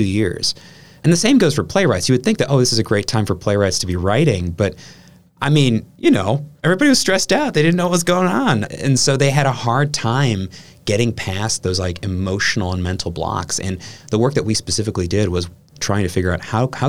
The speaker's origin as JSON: {"language": "English", "town": "Kiel", "region": "Wisconsin", "country": "United States", "tie": "born or raised there", "said": "I'm originally from Wisconsin. I grew up in Keele, which is, you know, a few miles down Highway 57"}